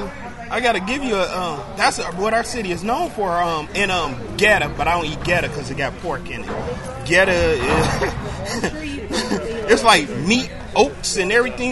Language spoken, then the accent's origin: English; Cincinnati, Ohio, United States